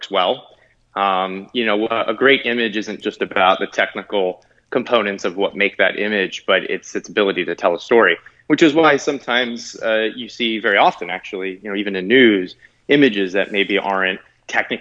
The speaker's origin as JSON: {"language": "English", "region": "New Jersey", "country": "United States", "tie": "born or raised there", "said": "I grew up in New Jersey"}